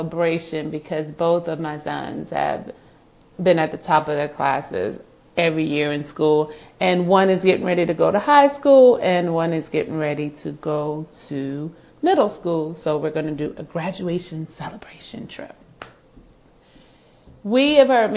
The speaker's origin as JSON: {"language": "English", "area": "Hampton Roads", "region": "Virginia", "country": "United States", "tie": "born or raised there", "moved": "yes", "said": "I was raised in Hampton Roads"}